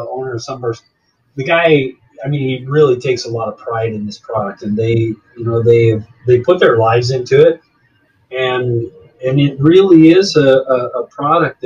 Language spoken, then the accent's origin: English; Arizona, United States; moved away as an adult; also born or lived in Jacksonville, Florida; now in Florida, United States; I'm originally from Arizona